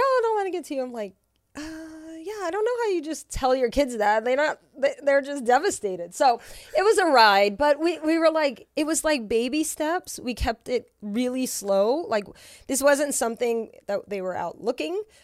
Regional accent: Louisiana, United States; moved away; I'm from Louisiana

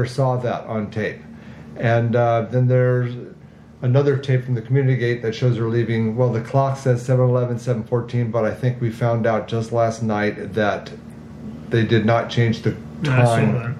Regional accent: Agoura Hills, California, United States; I grew up in Agoura from '69 to '86

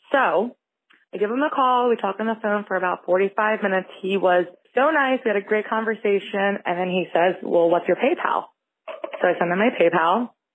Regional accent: Philadelphia, Pennsylvania, United States; I'm from Philadelphia

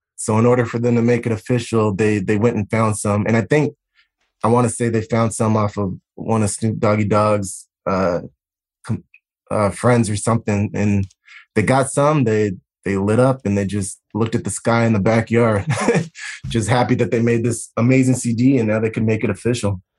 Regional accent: Southern California, United States; I grew up in Southern California.

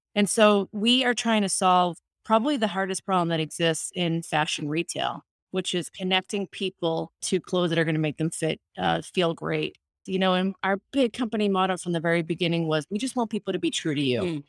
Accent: United States; first language Spanish; English is a second language; I was the first one in my family born in this country. Um, so I was born to Colombian immigrant parents who immigrated to the United States in the seventies I, my first language was Spanish, and I didn't learn English until I went to school

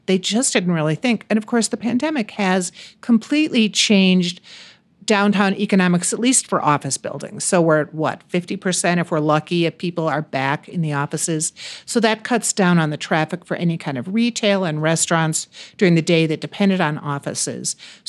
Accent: Chicago, Illinois, United States; moved away; I grew up in Chicago

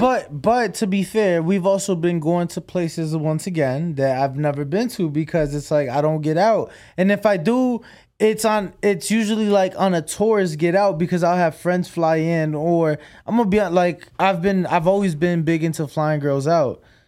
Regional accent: Chicago, Illinois, United States; moved away

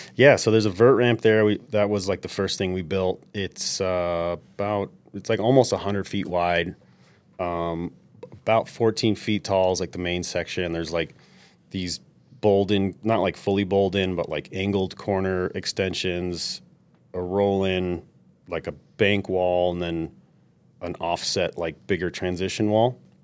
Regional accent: New York City, New York, United States; moved away; I grew up in New York City

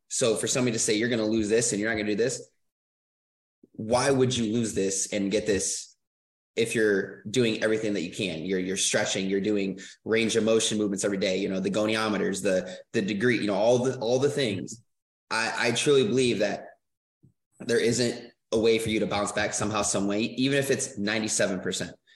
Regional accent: Michigan, United States; moved away; I'm originally from Michigan

